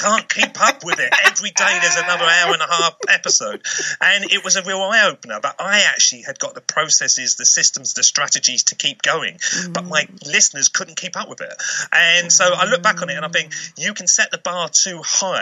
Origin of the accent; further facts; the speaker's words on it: United Kingdom; I am from the United Kingdom, which is that little place, the other side of the water, that has culture and history.